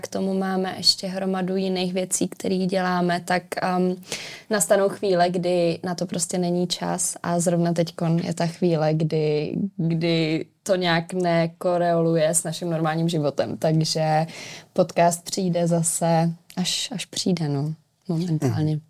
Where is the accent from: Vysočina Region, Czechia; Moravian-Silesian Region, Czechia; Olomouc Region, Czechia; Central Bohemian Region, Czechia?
Central Bohemian Region, Czechia; Dobříš; moved away as an adult; now in Prague, Czechia; No já jsem původně z Dobříše, nebo eh, tím směrem, z malé vesnice u Dobříše